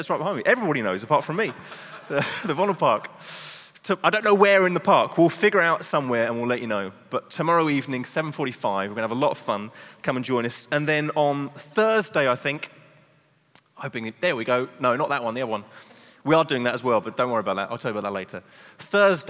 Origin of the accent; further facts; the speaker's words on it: England, United Kingdom; now in Netherlands; I'm English